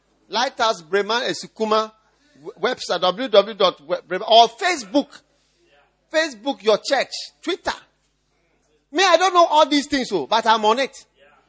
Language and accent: English; Nigeria; I'm a Nigerian. The blood is flowing in my veins.